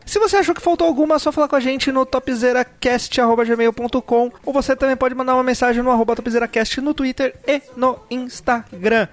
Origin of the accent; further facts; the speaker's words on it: Santos, São Paulo, Brazil; moved away; Eu tô cogitando voltar pra minha cidade natal, mas minha cidade natal é Santos